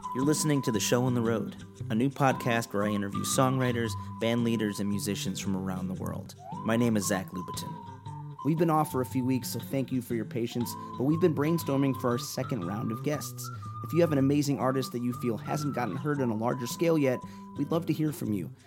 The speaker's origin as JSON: {"language": "English", "town": "Chicago", "region": "Illinois", "country": "United States", "said": "I'm from Chicago"}